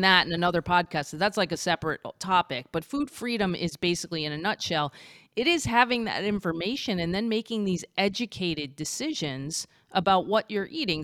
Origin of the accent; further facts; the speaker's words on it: Florida, United States; I was from Florida